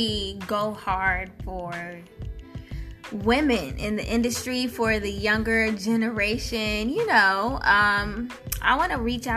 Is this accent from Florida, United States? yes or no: no; Virginia, United States; moved away as an adult; now in Atlanta, United States; I'm from Virginia, and I came to Atlanta.